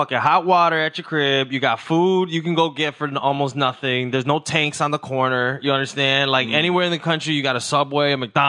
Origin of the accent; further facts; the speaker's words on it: Mexico; I come from Mexico. And in Mexico, their problems are like, we have to pay the cartel to sell candy on the beach, bro.